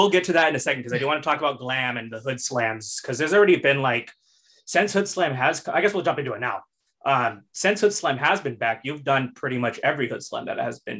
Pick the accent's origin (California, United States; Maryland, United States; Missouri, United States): California, United States; San Jose; I'm from San Jose